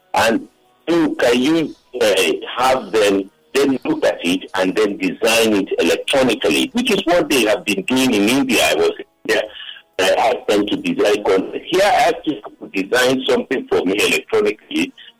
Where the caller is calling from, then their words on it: Lagos, Nigeria; I'm calling from Okota.